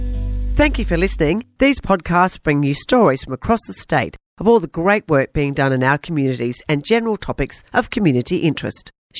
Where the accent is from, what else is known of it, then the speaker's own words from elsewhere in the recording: Wollongong, New South Wales, Australia; I grew up in Wollonga, was country in my day